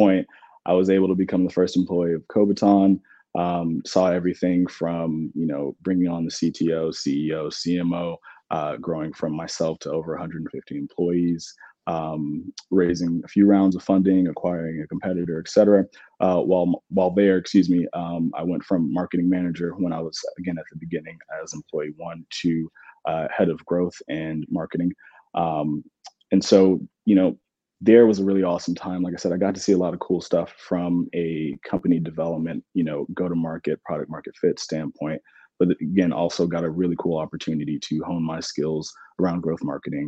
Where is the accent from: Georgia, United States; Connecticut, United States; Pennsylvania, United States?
Georgia, United States; Atlanta; also born or lived in Clemson; born and raised in Atlanta.